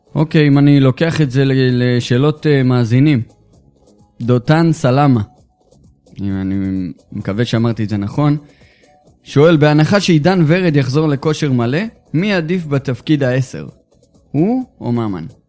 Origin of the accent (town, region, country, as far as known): Israel